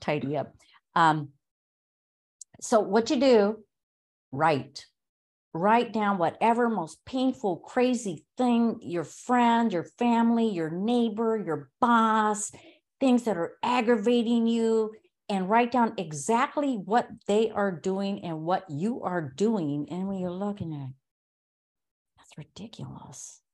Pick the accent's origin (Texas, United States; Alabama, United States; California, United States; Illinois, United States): California, United States; Los Angeles; moved away as an adult; when I moved from Los Angeles, that's you know, I was born and raised there